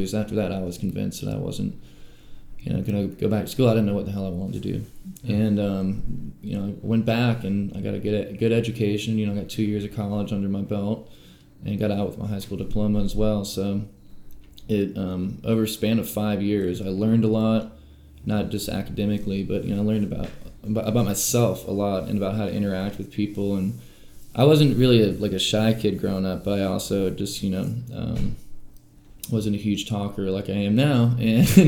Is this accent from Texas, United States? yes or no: no; Weaverville, North Carolina, United States; also born or lived in Asheville, North Carolina; I was born, you know, here in Asheville in Mission Hospital, and then I more or less grew up in Weaverville Primary